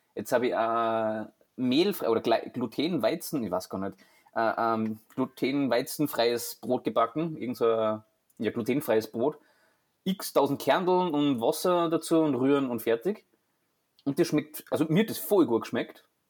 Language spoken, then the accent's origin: German; Austria; bei uns in Österreich